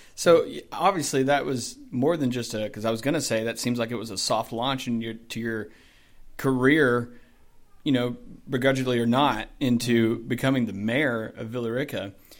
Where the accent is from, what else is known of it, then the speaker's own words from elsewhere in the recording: Douglasville, Georgia, United States; So I grew up in Douglasville, just like you, for the most part. And I went to Chapel Hill High School. Like I was a Douglasvillian or whatever